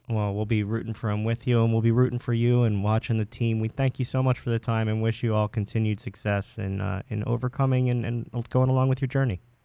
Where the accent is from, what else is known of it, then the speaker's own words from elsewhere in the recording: Marlton, New Jersey, United States; I'm from Marlton myself